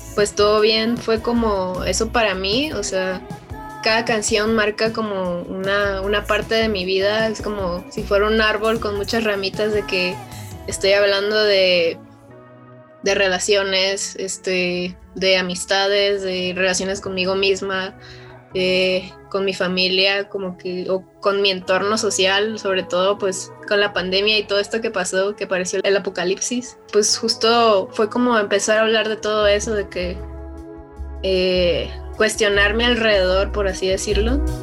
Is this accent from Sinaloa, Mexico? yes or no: yes; Culiacán, Sinaloa, Mexico; yo vengo de, esos lares, pues, y más de, de Culiacán, Sinaloa, que yo soy de, de allá